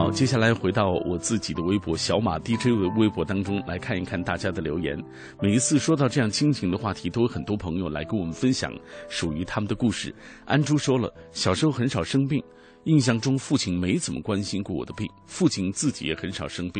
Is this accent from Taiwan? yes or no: no; China; 我们中国人表达爱的这种方式